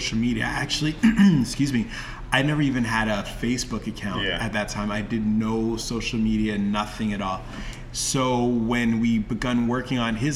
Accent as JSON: {"language": "English", "town": "Toronto", "region": "Ontario", "country": "Canada", "said": "I was from Toronto"}